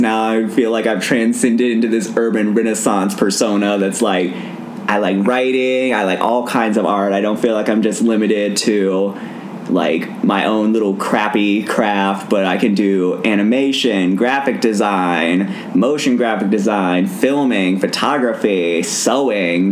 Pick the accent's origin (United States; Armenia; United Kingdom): United States; Durham, North Carolina; also born or lived in Cary, North Carolina; in Durham, North Carolina, I popped out of my mother's vagina